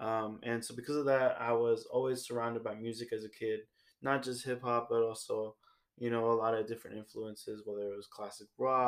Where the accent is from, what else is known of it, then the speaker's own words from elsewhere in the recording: San Francisco, California, United States; born there; So I was born in San Francisco, California, and I moved around quite a bit as a kid.